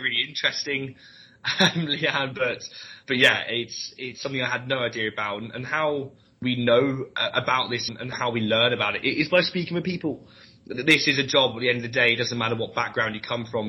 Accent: London, United Kingdom; moved away as an adult; now in Leeds, United Kingdom; I'm from London originally. Um, I went to, to Leeds University

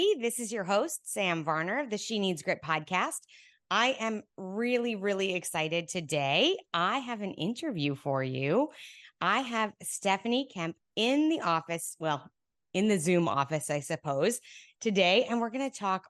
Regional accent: Canada; as the Canadian

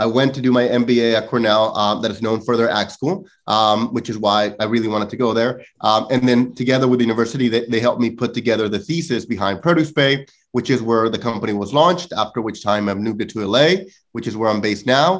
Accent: northwest Mexico, Mexico; moved away; I come from a very traditional four-generation farming family out of Northwest Mexico

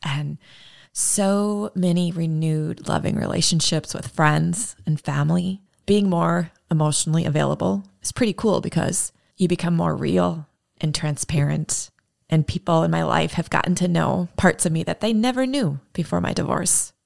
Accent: Minneapolis, Minnesota, United States; my hometown of Minneapolis

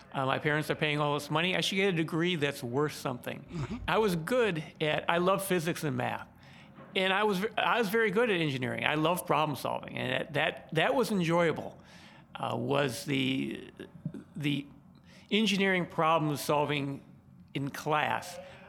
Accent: Chicago, Illinois, United States; Well, I grew up on the southwest side of Chicago, right by Midway Airport.

